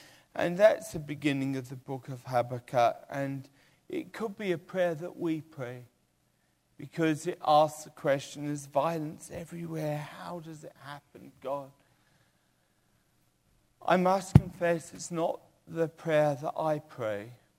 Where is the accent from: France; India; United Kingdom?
United Kingdom; England; born there; Well, I was born in England.